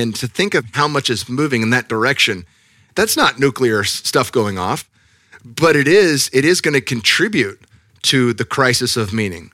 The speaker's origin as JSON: {"language": "English", "area": "Silicon Valley", "region": "California", "country": "United States", "tie": "born or raised there", "said": "growing up in the Silicon Valley"}